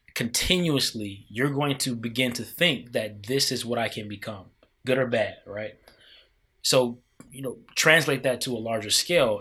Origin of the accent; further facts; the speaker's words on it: Midwest, United States; now in Washington, D.C., United States; I grew up in the Midwest.